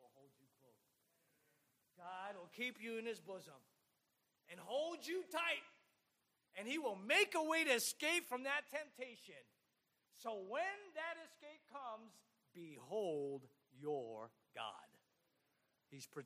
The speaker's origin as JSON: {"language": "English", "town": "Oxnard", "region": "California", "country": "United States", "tie": "born or raised there", "also_born_or_lived": "Baguio, Philippines / North Carolina / Alabama / San Diego, California", "moved": "as an adult", "said": "I grew up in Oxnard, California"}